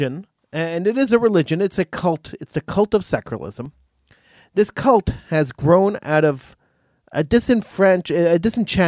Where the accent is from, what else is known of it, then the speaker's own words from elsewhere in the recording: Montreal, Quebec, Canada; I was born in Montreal and raised in Montreal